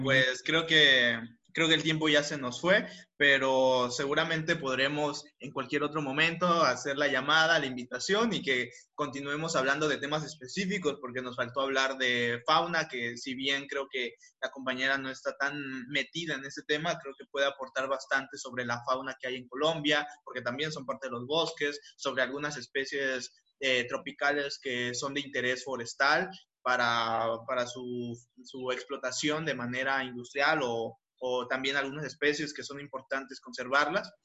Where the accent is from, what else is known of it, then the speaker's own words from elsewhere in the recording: Mexico; al menos los mexicanos nos quedemos